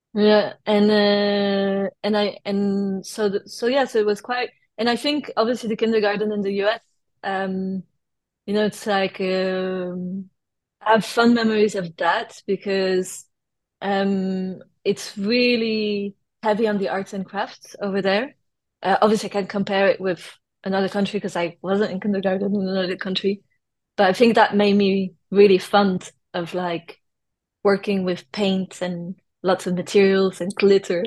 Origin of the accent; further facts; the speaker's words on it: France; accent: French; first language French; English is a second language; also born or lived in London / United States; now in United Kingdom; I grew up actually I was born in London and then I was in kindergarten in the US until I was 6 years old. And then my parents moved uh, back to France. They're both French. And uh, I grew up in France until I moved to the UK